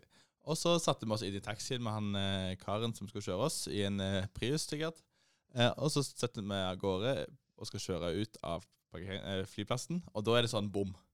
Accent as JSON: {"language": "Norwegian", "region": "Rogaland", "country": "Norway", "said": "hjemme i Rogaland"}